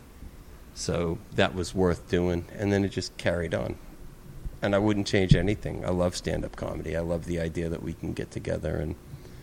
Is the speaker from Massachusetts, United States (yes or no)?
yes; Pembroke, Massachusetts, United States; moved away as an adult; also born or lived in London, United Kingdom; now in California, United States; I grew up in Pembroke, Massachusetts